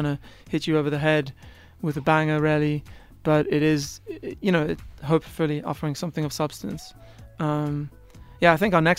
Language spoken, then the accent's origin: English; South Africa; as soon as I tell them I'm from South Africa, they pretend they can hear it.